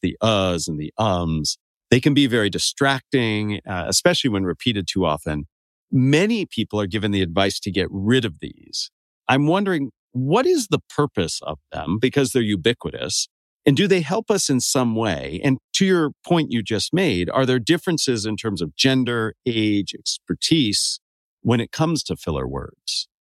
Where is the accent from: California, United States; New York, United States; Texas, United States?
California, United States; Santa Cruz; growing up in Northern California near Santa Cruz